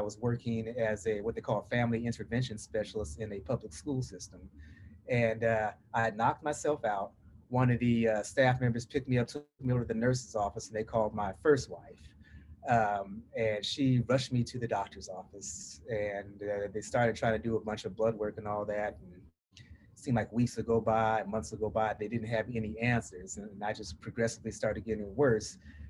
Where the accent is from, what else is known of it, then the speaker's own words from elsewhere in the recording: Portland, Oregon, United States; Well, I'm from Portland, Oregon on the West Coast. But my people always tease me and say I sound like I'm from the South.